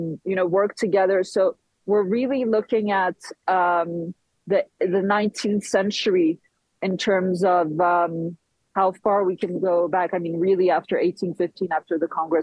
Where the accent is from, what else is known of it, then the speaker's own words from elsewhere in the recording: Switzerland; my mom is Swiss, and I was born in Switzerland and raised in Switzerland